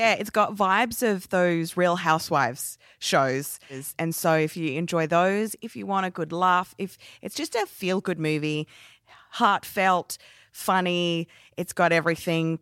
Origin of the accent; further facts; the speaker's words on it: Adelaide, South Australia, Australia; my hometown of Adelaide.